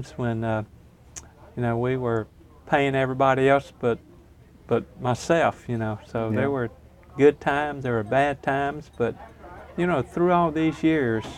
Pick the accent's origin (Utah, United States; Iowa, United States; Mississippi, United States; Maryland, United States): Mississippi, United States; Hollandale; also born or lived in Vicksburg, Mississippi; I was born in Vicksburg and grew up in a little Delta town called Hollandale, which is south of Greenville